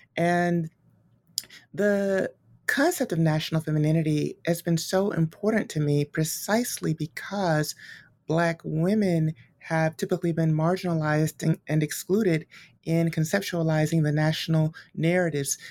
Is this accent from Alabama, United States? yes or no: yes; Montgomery, Alabama, United States; born and raised in Montgomery, Alabama